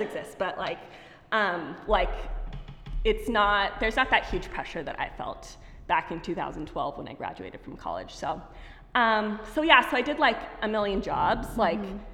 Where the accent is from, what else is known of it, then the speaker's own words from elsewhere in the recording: Pasadena, California, United States; i was born in here in la so i know so many people like are like from other places, but I was born here in Pasadena.